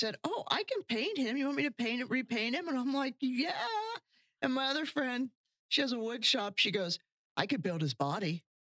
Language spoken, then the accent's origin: English; Baltimore, Ohio, United States; moved away as an adult; now in Florida, United States; We're both from Central Ohio. We grew up in a small town called Baltimore, Ohio, mm-hmm. southeast of Columbus. And we grew up in the same town.